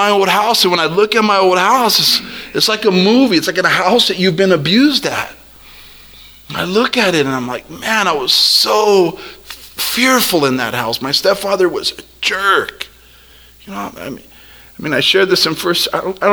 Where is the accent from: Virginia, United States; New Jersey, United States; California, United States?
California, United States; El Monte; I am a kid from El Monte